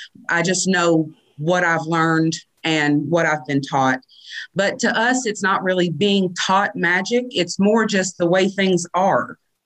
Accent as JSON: {"language": "English", "region": "Eastern Kentucky", "country": "United States", "said": "My family comes from Eastern Kentucky. We come from Harrison County, Fayette County, Mount Sterling, really the foothills of the mountains, but we still subscribe to their way of life."}